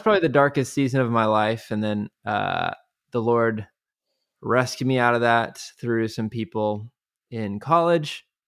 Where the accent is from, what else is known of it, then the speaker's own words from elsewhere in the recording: Kansas City, United States; now in Waco, United States; I grew up in Kansas City